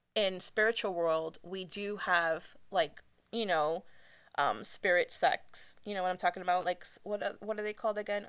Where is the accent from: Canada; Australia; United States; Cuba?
Cuba; I'm from Cuba